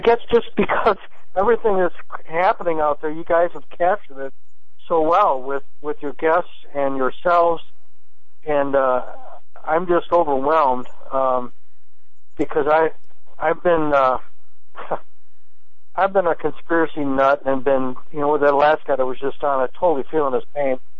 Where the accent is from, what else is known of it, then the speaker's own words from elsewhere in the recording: Wisconsin, United States; I'm from Wisconsin